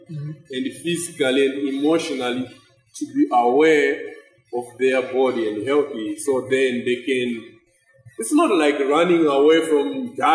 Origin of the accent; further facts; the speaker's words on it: Zimbabwe; moved away; from Zimbabwe